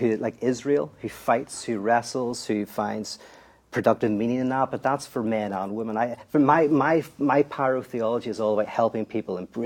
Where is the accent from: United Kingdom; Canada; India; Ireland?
Ireland; moved away as an adult; also born or lived in New York, United States; now in Los Angeles, United States; I'm from Ireland